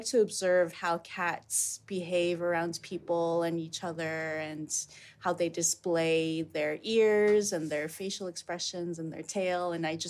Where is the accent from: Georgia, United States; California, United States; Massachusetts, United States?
California, United States; now in Amsterdam, Netherlands; I originally came here from California.